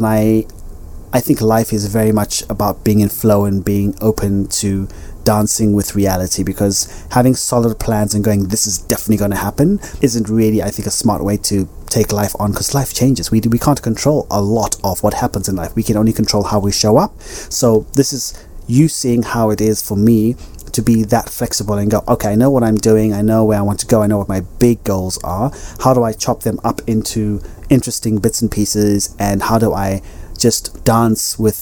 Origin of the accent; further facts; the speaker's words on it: Zimbabwe; moved away; also born or lived in Ibiza, Spain; my childhood self growing up in Zimbabwe